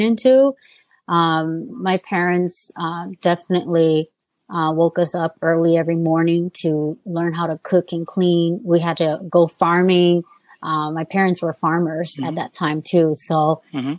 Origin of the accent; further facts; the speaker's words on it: United States; I was born here.